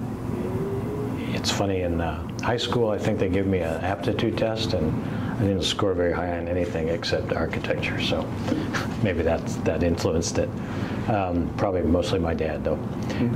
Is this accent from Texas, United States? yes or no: no; outside of Detroit, Michigan, United States; moved away as an adult; also born or lived in St. Louis / France; I grew up in Michigan, outside of Detroit.